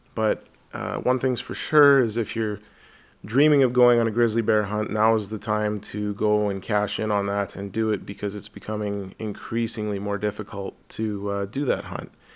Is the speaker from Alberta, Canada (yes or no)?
yes; Alberta, Canada; I'm from Alberta here